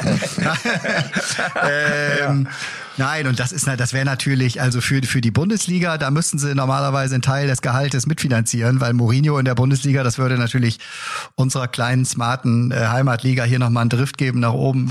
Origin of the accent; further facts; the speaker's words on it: Bremen, Germany; mir als Bremer